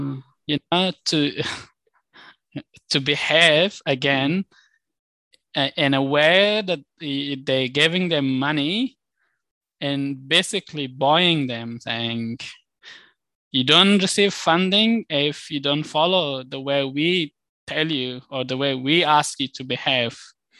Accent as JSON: {"language": "English", "country": "Australia", "said": "And I think as an Australian, we should sit and go through this information and reflect"}